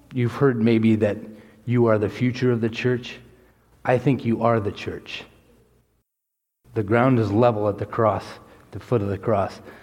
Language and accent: English; Texas, United States; I was born in Texas